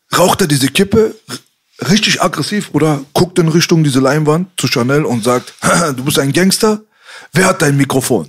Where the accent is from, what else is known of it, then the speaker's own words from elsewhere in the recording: Berlin, Germany; bei uns in Kreuzberg